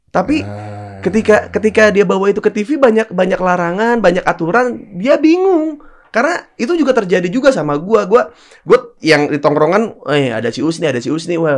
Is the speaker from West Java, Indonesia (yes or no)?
yes; Sukabumi, West Java, Indonesia; Sukabumi, kampung gue itu.